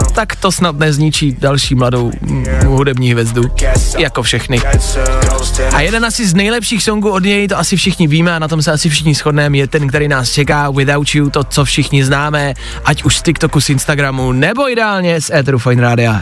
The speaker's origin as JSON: {"language": "Czech", "town": "Pilsen", "region": "Plzeň Region", "country": "Czechia", "said": "jsem z Plzně"}